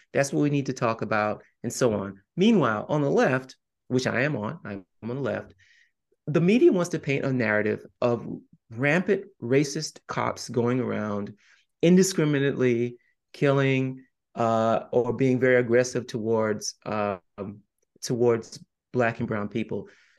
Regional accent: the South, United States; I'm also a Southerner, I'm also a Catholic

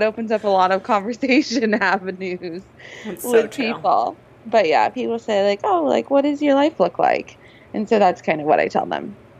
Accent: Los Angeles, California, United States; I grew up in Los Angeles, California.

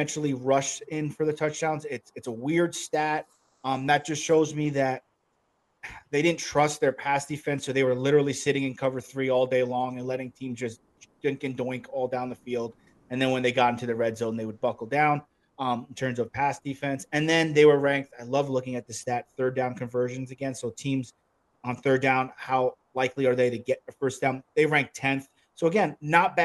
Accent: New Jersey, United States; I grew up in New Jersey

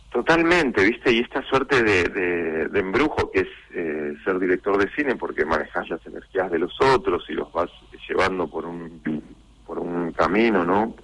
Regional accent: Mar del Plata, Buenos Aires Province, Argentina; now in Buenos Aires, Argentina; uno es nacido y criado en Mar del Plata, eh, estoy viviendo acá ya casi más de la mitad de mi vida

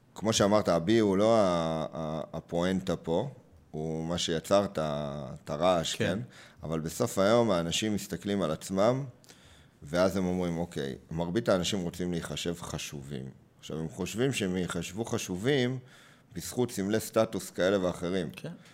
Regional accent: Hod HaSharon, Central District, Israel; also born or lived in Beersheba; אם גדלתי בהוד השרון, אחרי שההורים עברו אה, מבאר שבע לשם

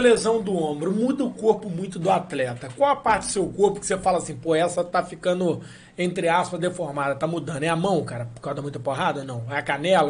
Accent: Valença, Rio de Janeiro, Brazil; nós somos de Valença, o programa é em Valença

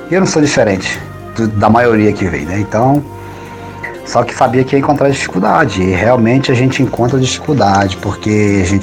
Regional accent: North Region, Brazil; moved away as an adult; now in Portugal; sou da região norte do Brasil

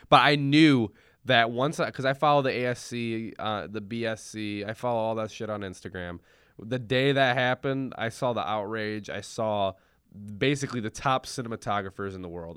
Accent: Rockford, Illinois, United States; we are from Rockford, Illinois

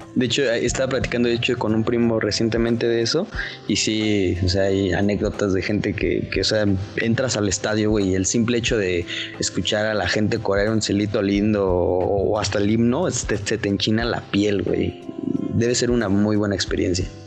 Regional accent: Toluca, State of Mexico, Mexico; Yo soy de Toluca

